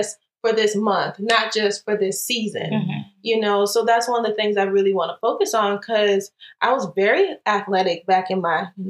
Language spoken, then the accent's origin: English; Southern United States, United States; You know, I'm from the South and I'm